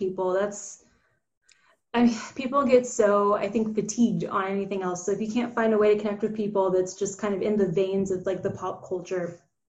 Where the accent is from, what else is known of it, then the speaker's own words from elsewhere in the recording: Atlanta, Georgia, United States; moved away as an adult; Yes, I grew up in Atlanta like my whole life, pretty much lived there until college, and now I'm anywhere money takes me.